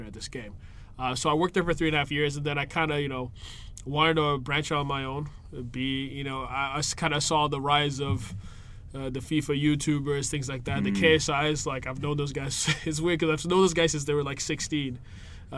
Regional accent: Lagos, Nigeria; moved away; I'm originally from Nigeria. I was born in Lagos

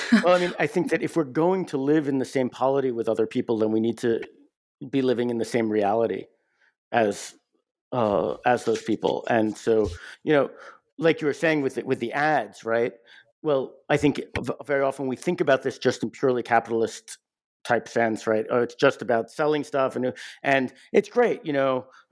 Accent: United States; I'm, I'm an American

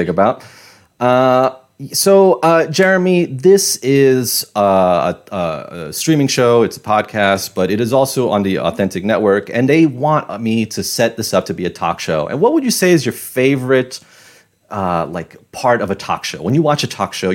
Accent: New York City, New York, United States; I'm from Queens

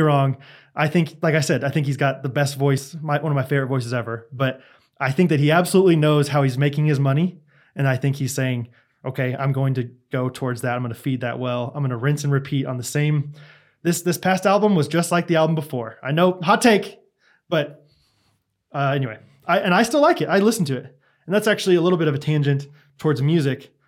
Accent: Kansas, United States; I'm literally in the middle of the United States

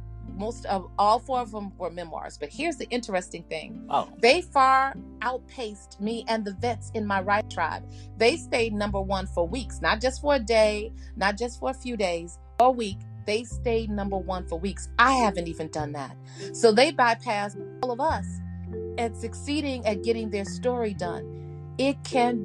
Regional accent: Chicago, Illinois, United States; I'm from Chicago, so I'm Southside

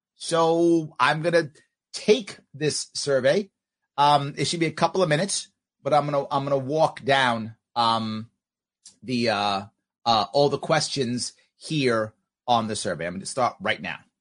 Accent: New York City, New York, United States; Where I grew up in New York City, very few Native Americans

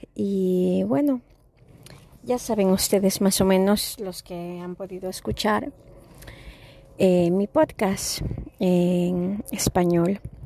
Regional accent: Ecuador; moved away; also born or lived in Chicago; yo soy latina y nací eh, en Sudamérica

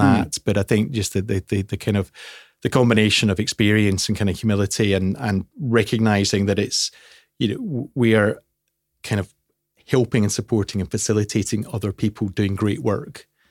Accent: Scotland, United Kingdom; I'm, I'm, I'm Scottish

